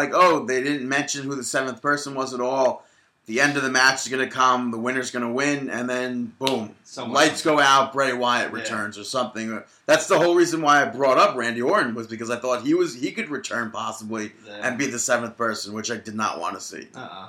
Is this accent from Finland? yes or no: no; Canada; Dean, I'm Canadian.